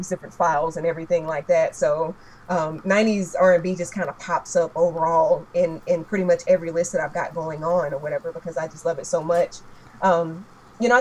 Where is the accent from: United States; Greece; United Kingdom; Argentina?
United States; Roanoke Rapids, North Carolina; my tiny hometown of Roanoke Rapids